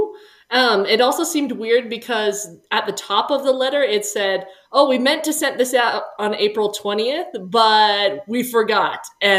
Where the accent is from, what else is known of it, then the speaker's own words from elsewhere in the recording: Cottonwood Heights, Utah, United States; in the ward I grew up in Cottonwood Heights, Utah.